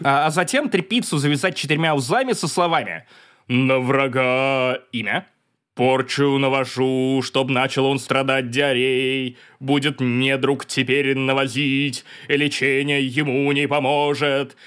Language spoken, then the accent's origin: Russian; Perm, Perm Krai, Russia; пермяк в третьем поколении